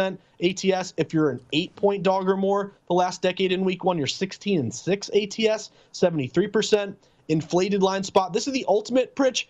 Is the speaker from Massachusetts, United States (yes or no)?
yes; Western Massachusetts, United States; We were both born and raised in Western Massachusetts